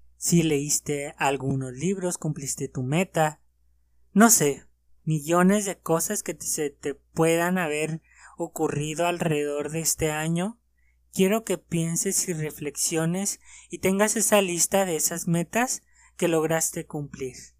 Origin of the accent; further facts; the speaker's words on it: Mexico; en mi país